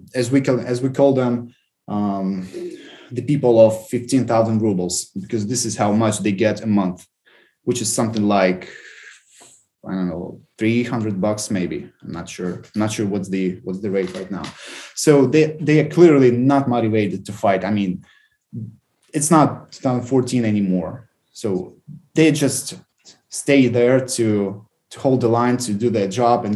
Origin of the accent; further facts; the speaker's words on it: Volnovakha, Donetsk Oblast, Ukraine; moved away; my hometown, Volnovakha